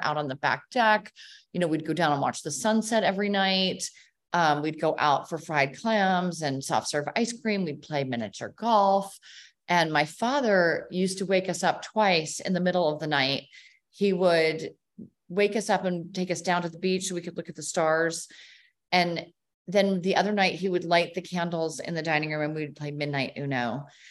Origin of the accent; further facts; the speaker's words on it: outside of Philadelphia, Pennsylvania, United States; now in Nantucket, United States; I grew up outside of Philadelphia